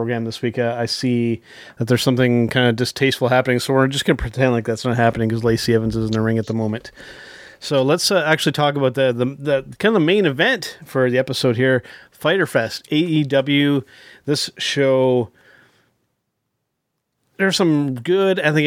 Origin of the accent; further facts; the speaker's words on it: Canada; as another Canadian